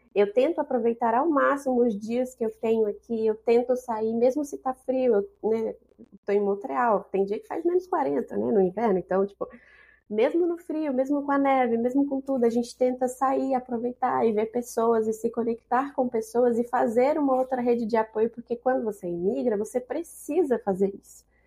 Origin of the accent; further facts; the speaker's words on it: Brasília, Federal District, Brazil; moved away as an adult; now in Canada; Eu vim da periferia, eu sou de Brasília, mas eu vim da periferia de Brasília